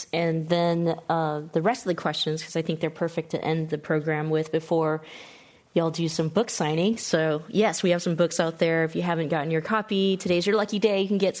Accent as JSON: {"language": "English", "region": "California", "country": "United States", "tie": "born or raised there", "said": "So as someone born and raised in the Bay Area, I appreciate your use of boba throughout the book."}